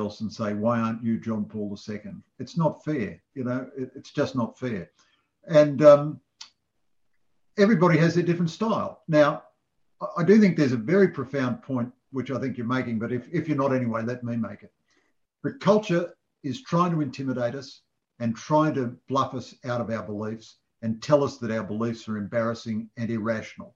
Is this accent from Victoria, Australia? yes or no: no; Sydney, New South Wales, Australia; I grew up in Sydney